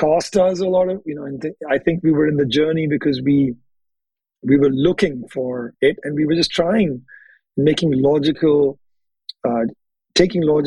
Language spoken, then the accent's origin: English; Hyderabad, Telangana, India; moved away as an adult; now in United States; we grew up in the same city of Hyderabad in India